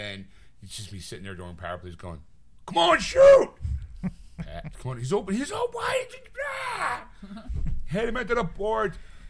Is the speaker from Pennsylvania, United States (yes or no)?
yes; Philadelphia, Pennsylvania, United States; I'm from Philadelphia.